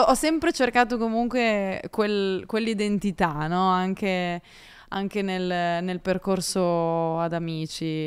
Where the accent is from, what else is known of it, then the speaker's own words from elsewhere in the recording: Carcare, Liguria, Italy; io sono ligure di Savona, di paese, il mio paese si chiama Carcere